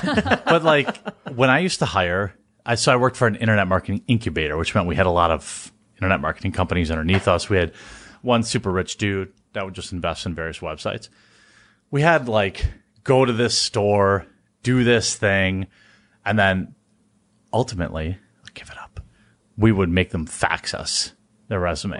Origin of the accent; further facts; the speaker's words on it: Wisconsin, United States; my home state